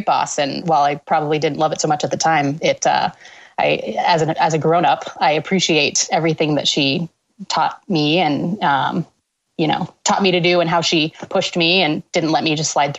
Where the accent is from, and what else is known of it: Washington, United States; born or raised there; moved away as an adult; also born or lived in Canada / New York / Amherst, Massachusetts